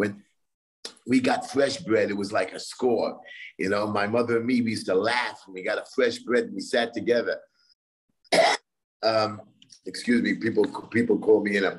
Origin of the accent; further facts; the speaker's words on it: Brooklyn, New York, United States; I'm from Brooklyn, New York.